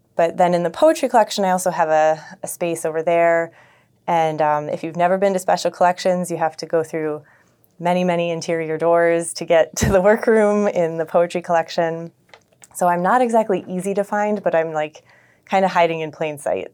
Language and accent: English; Buffalo, New York, United States; also born or lived in Toronto, Canada; I am from Buffalo, grew up in North Buffalo